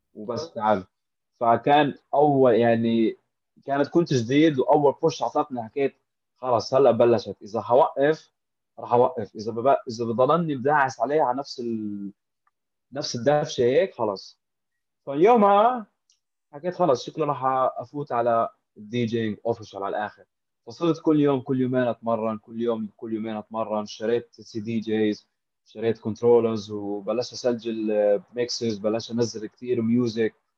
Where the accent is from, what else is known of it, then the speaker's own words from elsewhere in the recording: Amman, Amman Governorate, Jordan; now in Dubai, United Arab Emirates; انا من عمان من الاردن